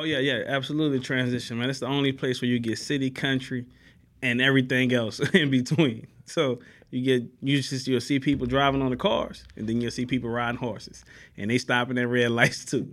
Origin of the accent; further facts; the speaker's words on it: New Orleans, Louisiana, United States; moved away as an adult; now in Houston, United States; I grew up in New Orleans